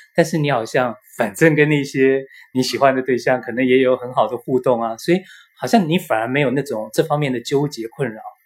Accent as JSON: {"language": "Chinese", "country": "Taiwan", "said": "我从台湾来嘛"}